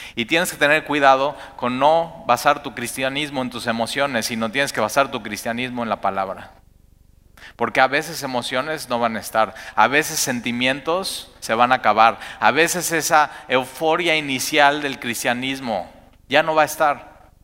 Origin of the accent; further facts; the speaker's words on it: Mexico; como somos los mexicanos